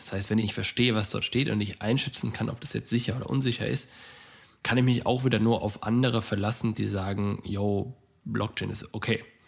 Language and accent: German; Germany; bei uns in Deutschland